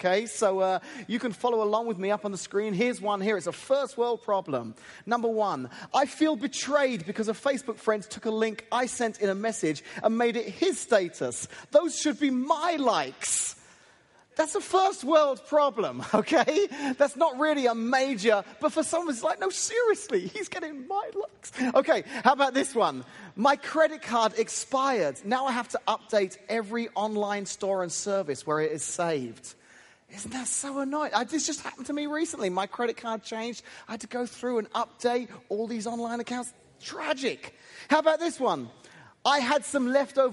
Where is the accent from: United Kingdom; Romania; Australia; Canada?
United Kingdom; England; now in United States; as an Englishman who's moved here